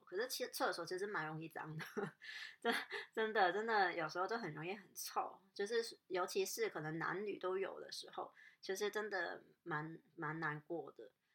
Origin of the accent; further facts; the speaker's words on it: Hong Kong; moved away; 我香港人也是比，就是比较，我，我自己也是比较怕生啊